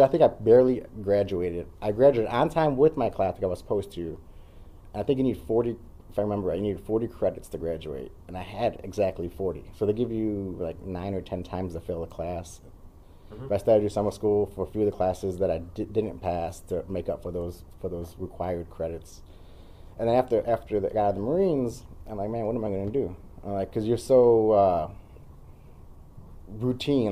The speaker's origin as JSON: {"language": "English", "town": "Elgin", "region": "Illinois", "country": "United States", "tie": "born or raised there", "said": "I grew up in Elgin, a little between the west side and east side."}